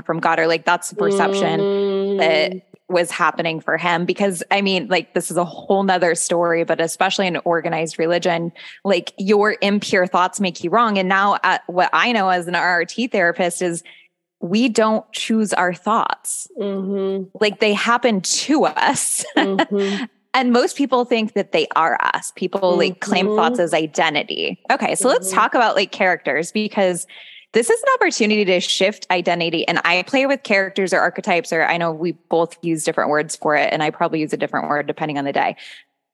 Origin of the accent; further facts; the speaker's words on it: Seattle, Washington, United States; I'm from, I grew up mostly in Seattle